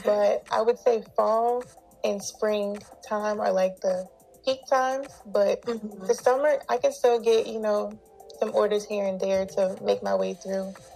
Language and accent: English; South Carolina, United States; now in Los Angeles, United States; I'm originally from South Carolina